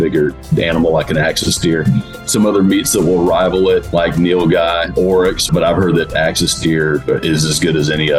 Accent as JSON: {"language": "English", "town": "Pinehurst", "region": "Texas", "country": "United States", "tie": "born or raised there", "said": "I grew up outside of Houston in the Tomball area, actually Pinehurst, which is a suburb of Tomball, which is a suburb of Houston"}